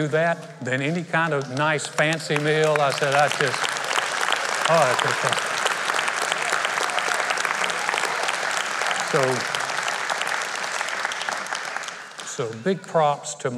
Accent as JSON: {"language": "English", "region": "North Carolina", "country": "United States", "tie": "born or raised there", "moved": "as an adult", "lives_now": "Conroe, United States", "said": "my home state, it really is beautiful. North Carolina is absolutely beautiful."}